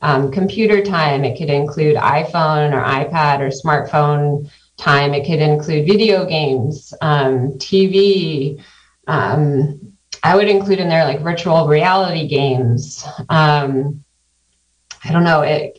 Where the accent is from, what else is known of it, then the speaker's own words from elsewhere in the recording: Santa Cruz County, California, United States; moved away as an adult; also born or lived in Sacramento / Tucson, Arizona; now in Mendocino County, United States; I grew up in Santa Cruz County